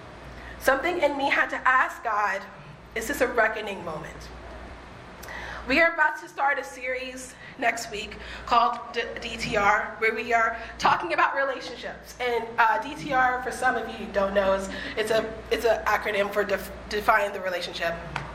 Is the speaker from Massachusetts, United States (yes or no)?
yes; Boston, Massachusetts, United States; now in Los Angeles, United States; I came from Boston, where I could see my friends and spend time with my friends because they lived 5 or 10 minutes away from me.